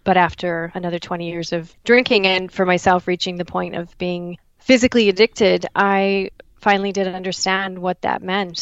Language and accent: English; Dallas, Texas, United States; moved away as an adult; now in Waterloo, Canada; I am originally from Dallas, Texas, but I've been in Canada for the last 19 years